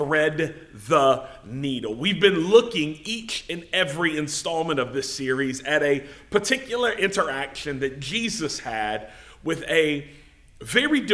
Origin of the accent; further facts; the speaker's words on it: United States; us as Americans, us as English-speaking people